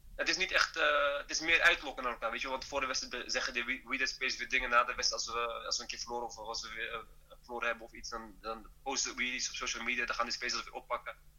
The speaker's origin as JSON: {"language": "Dutch", "country": "Netherlands", "also_born_or_lived": "northern Morocco (family region)", "moved": "as an adult", "lives_now": "Rabat, Morocco", "said": "ik ben wel Nederlander, maar ik ben ook Marokkaan"}